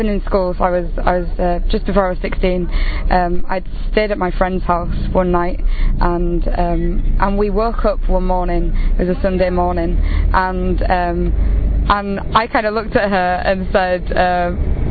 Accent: England, United Kingdom; I am 22 from England

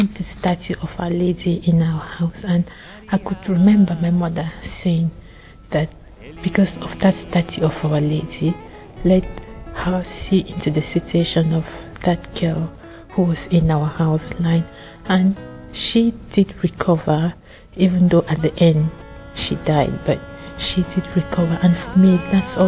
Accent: Cameroon; moved away; I'm from Cameroon.

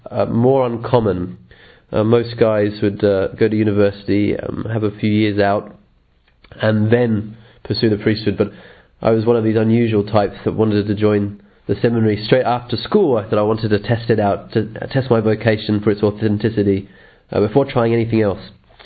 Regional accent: England, United Kingdom; born there; also born or lived in Australia; I'm a priest of the Archdiocese of Sydney, Australia. I'm actually English born, and where I'm currently am at the moment, I'm finishing a doctorate in the United Kingdom on natural law.

